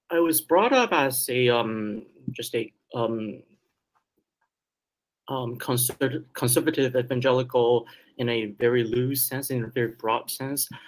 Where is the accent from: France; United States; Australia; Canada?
Canada; Vancouver, British Columbia; English is a second language; also born or lived in Taiwan; I was born in Taiwan and I immigrated to Canada with my